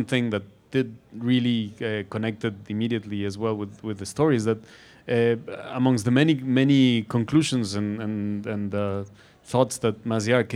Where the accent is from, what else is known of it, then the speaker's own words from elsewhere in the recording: Guadalajara, Jalisco, Mexico; From Guadalajara. I'm from Guadalajara